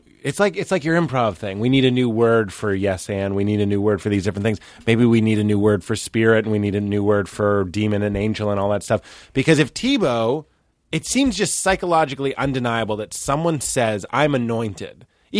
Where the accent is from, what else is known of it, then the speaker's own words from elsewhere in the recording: Lexington, United States; Like I grew up in Lexington.